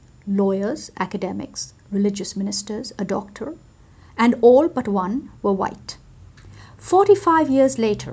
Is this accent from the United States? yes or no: no; Bangladesh; moved away; I was born in a poor country. And growing up in Bangladesh